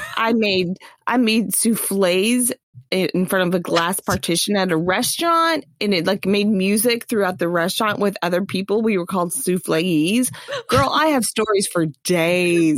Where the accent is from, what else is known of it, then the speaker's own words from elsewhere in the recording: Orlando, Florida, United States; I grew up in Orlando, which meant that one of my first jobs was at Disney World